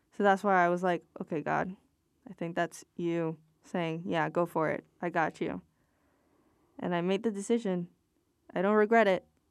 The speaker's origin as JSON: {"language": "English", "country": "Puerto Rico", "said": "I'm from Puerto Rico"}